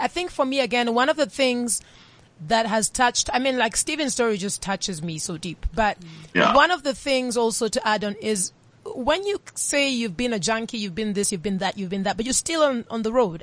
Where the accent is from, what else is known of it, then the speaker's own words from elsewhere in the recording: Nairobi, Kenya; moved away; I am Kenyan and I was born and raised for some of my life in Nairobi